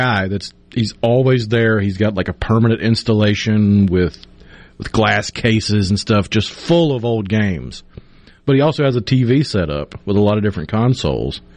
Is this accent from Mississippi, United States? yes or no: yes; North Mississippi, United States; I am from North Mississippi